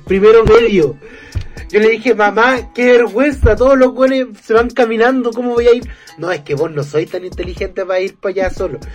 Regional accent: Chile; a ti como chileno

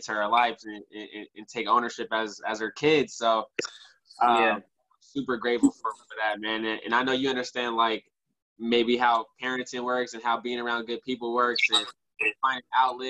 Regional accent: Richmond, California, United States; I grew up in Richmond

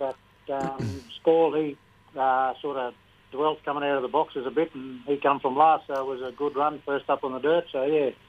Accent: Augathella, Queensland, Australia; I grew up in Augafella and around a few of the older blokes that had horses

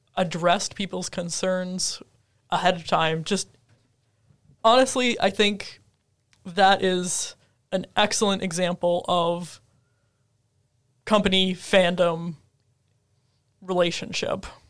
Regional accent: Minnesota, United States; moved away; I grew up in Minnesota

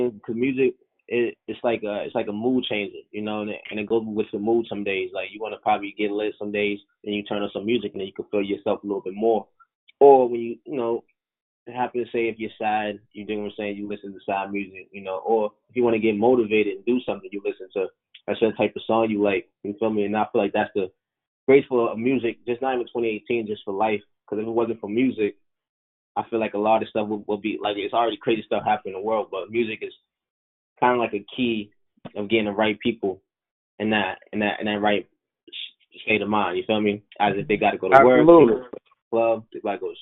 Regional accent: Boston, Massachusetts, United States; Boston, my hometown

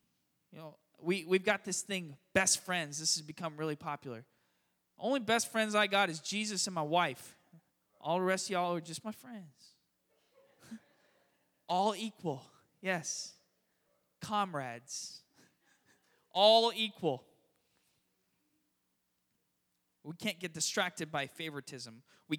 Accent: Florida, United States; also born or lived in San Francisco; now in Richmond, United States; I grew up in South Florida where, it's the Miami Metro.

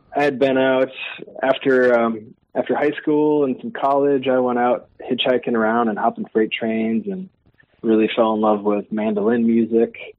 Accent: Brooklyn Park, Minnesota, United States; we grew up in Brooklyn Park, in that area, and uh, Osseo

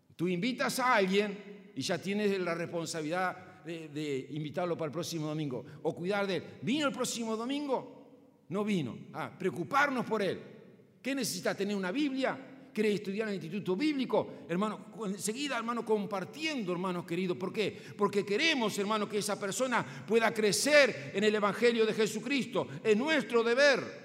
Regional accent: Paysandú, Uruguay; Sigo siendo patriota, sigo siendo uruguayo, sigo siendo sanducero

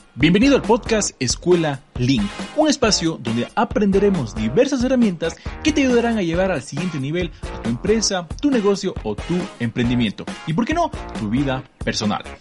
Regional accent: Cuenca, Azuay, Ecuador; los dos somos de Ecuador. Eh, María Careda es de una ciudad que se llama Sogues, está a unos treinta y pico kilómetros de mi ciudad que se llama Cuenca

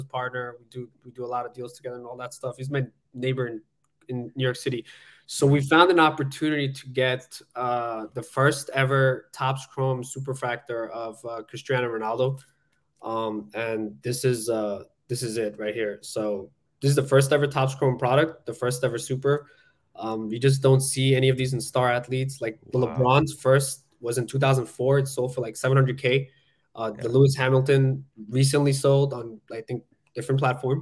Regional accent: Bangladesh; moved away; I was born in Bangladesh, came from nothing

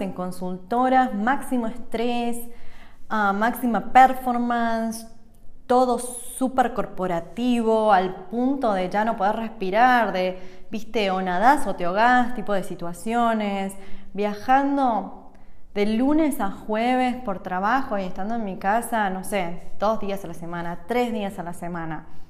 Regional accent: Argentina; moved away as an adult; also born or lived in United States; now in Switzerland; Yo nací en Argentina hace 38 años y un cachín y me mudé hace 7 años a Estados Unidos

